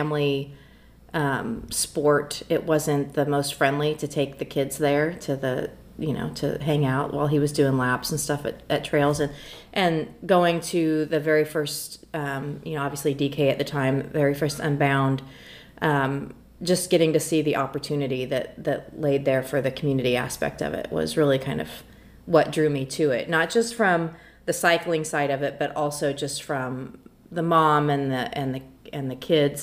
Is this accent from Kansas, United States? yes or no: yes; Emporia, Kansas, United States; my hometown of Emporia, Kansas